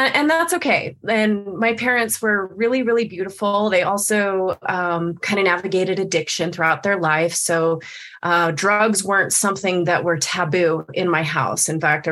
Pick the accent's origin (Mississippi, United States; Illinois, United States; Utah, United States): Utah, United States; Salt Lake City; I was born and raised in Salt Lake City.